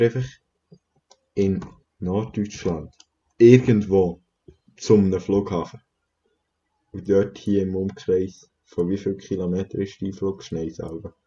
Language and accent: German; Switzerland; bei uns in der Schweiz